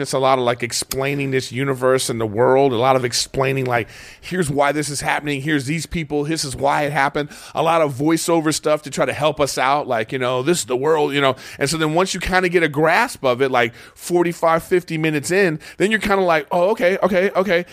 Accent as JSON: {"language": "English", "town": "Los Angeles", "region": "California", "country": "United States", "said": "my home"}